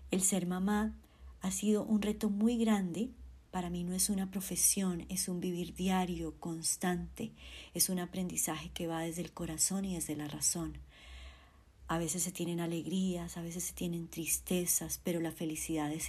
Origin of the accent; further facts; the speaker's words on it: Colombia; soy colombiana y tengo dos hijas.